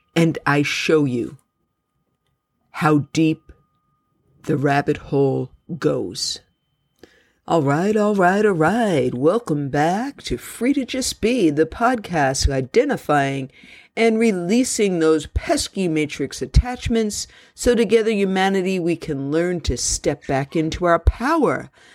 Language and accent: English; New York City, New York, United States; my story began when I was born in Jamaica Hospital in Queens, New York City